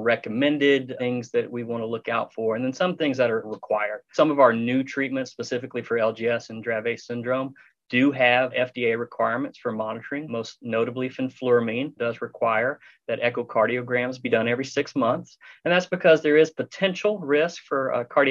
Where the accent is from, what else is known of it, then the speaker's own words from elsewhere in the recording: Texas, United States; I'm from Texas